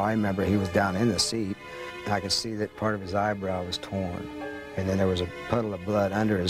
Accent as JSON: {"language": "English", "town": "El Paso", "region": "Texas", "country": "United States", "tie": "born or raised there", "said": "Well, growing up in El Paso was kind of boring."}